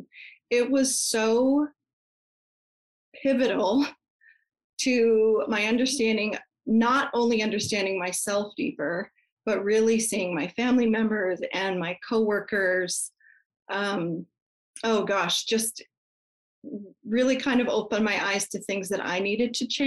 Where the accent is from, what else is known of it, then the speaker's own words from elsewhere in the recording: Colorado, United States; moved away as an adult; also born or lived in Canada; I grew up in Colorado, and when I turned 18, I moved to Canada.